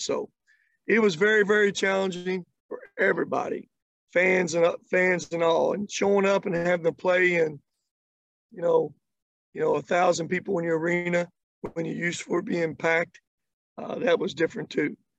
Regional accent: Kentucky, United States; I grew up in Kentucky. Uh, I grew up just not in Kentucky, but out in the country.

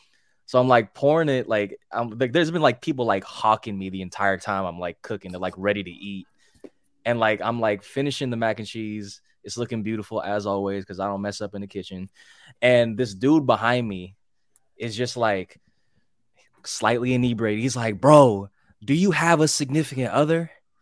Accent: Hercules, California, United States; Hercules, right. California, otherwise known as a city in the Bay Area, otherwise known as the Yay Area.

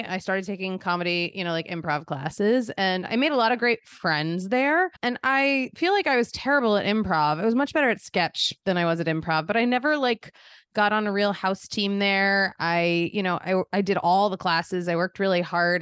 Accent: Philadelphia, Pennsylvania, United States; moved away as an adult; also born or lived in Boston / New York; I grew up in Philadelphia

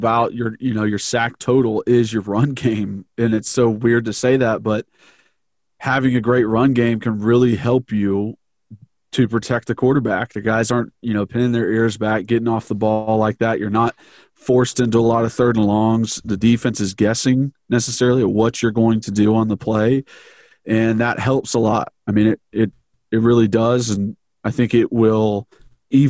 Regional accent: Knoxville, Tennessee, United States; I grew up in Knoxville

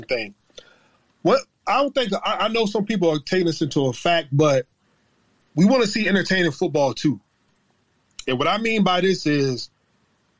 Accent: Virginia, United States; now in Jacksonville, United States; I'm from Virginia too

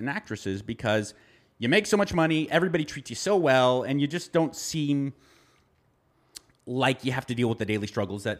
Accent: Los Angeles, California, United States; as someone who's born and raised in Los Angeles

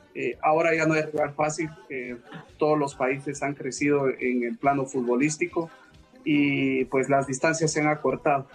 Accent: Nicaragua; now in United States; yo soy nicaragüense

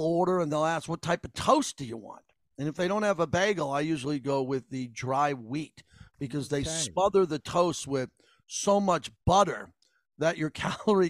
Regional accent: Long Island, New York, United States; We grew up in Long Island, New York

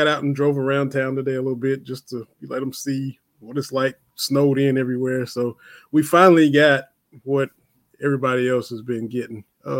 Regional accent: southeastern Kentucky, United States; now in Knoxville, United States; I grew up in Kentucky, obviously. I'll call my mom. I'm 2 hours away. Born where Kentucky, Virginia, Tennessee all meet, right in southeastern Kentucky, right at the base of Black Mountain, the highest mountain in the state.

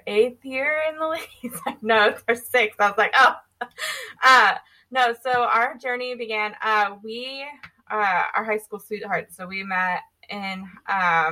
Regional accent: Houston, Texas, United States; moved away as an adult; also born or lived in El Paso, Texas; we're from Houston

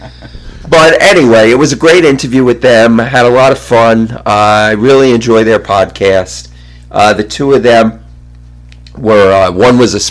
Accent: New York, United States; I'm a New Yorker

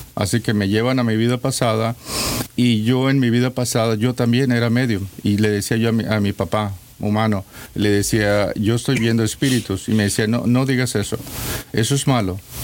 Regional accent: Mexico; como mexicano que soy, la mayoría de los mexicanos estamos perdidos.

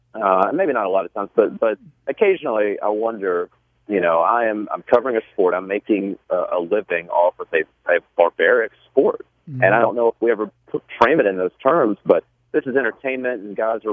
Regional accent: Shelby, North Carolina, United States; growing up in Shelby, North Carolina, you know, small town

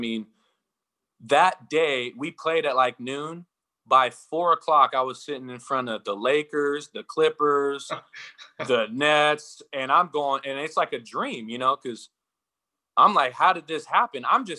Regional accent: Washington, United States; You know, I'm from Eastern Washington.

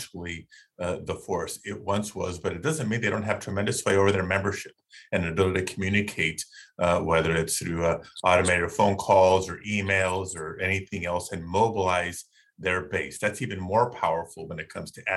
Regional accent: Southern California, United States; I grew up in Southern California

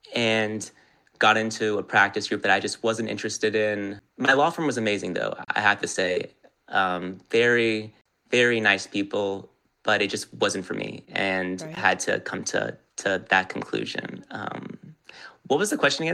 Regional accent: Los Angeles, California, United States; also born or lived in New York; born and raised in Los Angeles

